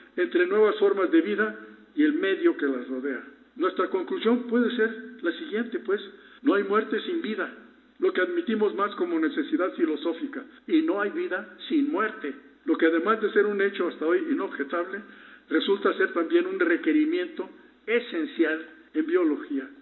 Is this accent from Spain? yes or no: no; Cuautitlán Izcalli, State of Mexico, Mexico; also born or lived in Colonia Doctores, Mexico City; nací en la colonia de doctores, nos mudamos al Estado de México